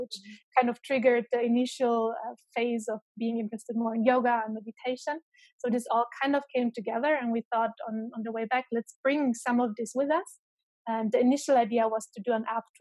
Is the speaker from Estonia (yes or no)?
no; Germany; moved away as an adult; also born or lived in Romania / Tübingen, Germany / Ireland / Boston, United States; I was born in Romania, then raised in Germany.